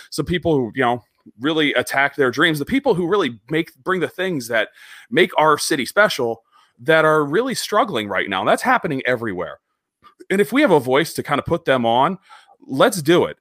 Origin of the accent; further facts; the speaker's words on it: Erie, Pennsylvania, United States; I grew up in Northwestern Pennsylvania